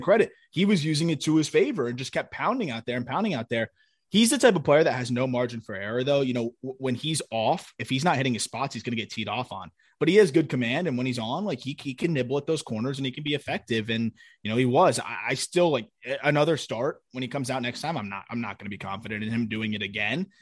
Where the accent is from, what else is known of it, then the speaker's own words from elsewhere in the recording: South Florida, United States; I'm from Florida. Like, South Florida